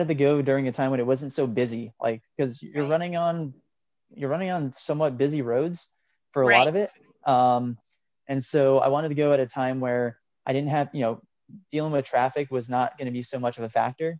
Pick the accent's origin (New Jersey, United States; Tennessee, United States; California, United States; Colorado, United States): New Jersey, United States; moved away as an adult; also born or lived in Oklahoma / upstate New York; being kind of a New Jersey native, I left, went to school in Oklahoma, moved for grad school in upstate New York, and lived in upstate New York for about 6 years before moving back down to New Jersey